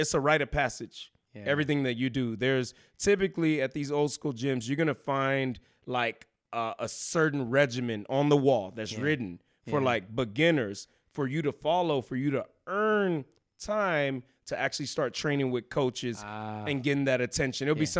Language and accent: English; Houston, Texas, United States; moved away as an adult; now in San Antonio, United States; I'm originally from Houston, Texas